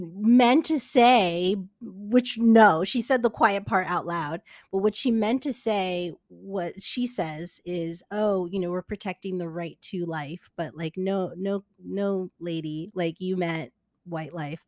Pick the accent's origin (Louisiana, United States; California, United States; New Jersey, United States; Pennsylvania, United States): New Jersey, United States; I grew up in Jersey